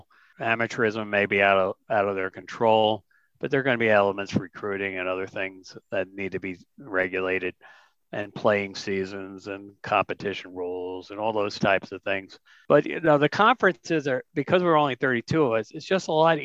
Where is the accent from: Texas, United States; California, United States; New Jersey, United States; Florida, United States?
New Jersey, United States; I'm from Jersey